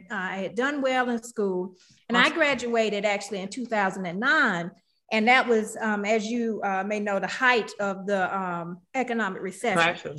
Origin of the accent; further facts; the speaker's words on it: Milledgeville, Georgia, United States; moved away as an adult; also born or lived in Athens, Georgia / Detroit, Michigan; I'm originally from a small town in Georgia called Milledgeville, Georgia. You can Google it. It exists. it's about a population of 18,000 people, but it's a very small town. I grew up there on a 300-acre